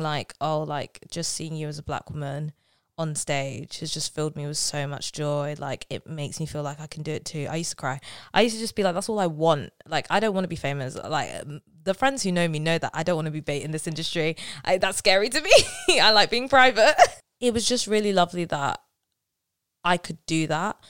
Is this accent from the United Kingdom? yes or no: yes; London, United Kingdom; I'm from South London